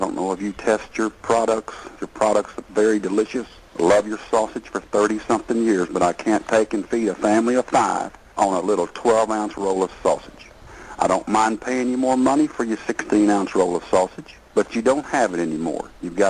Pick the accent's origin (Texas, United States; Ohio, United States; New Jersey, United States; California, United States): Texas, United States; I'm not from the North. I'm a Texas man